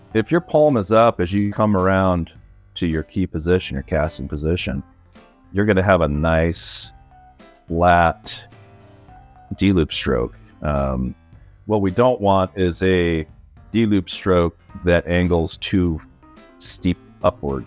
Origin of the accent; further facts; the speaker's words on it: The Dalles, Oregon, United States; my hometown, the Dalles where I grew up